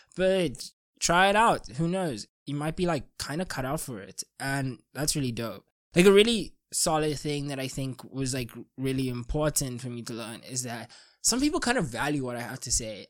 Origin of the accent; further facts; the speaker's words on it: South Africa; as a South African